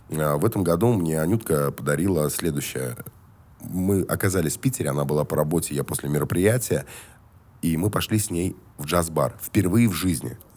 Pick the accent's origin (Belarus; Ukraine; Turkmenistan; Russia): Turkmenistan; Ashgabat; born there; Я родился в Ашхабаде, братан.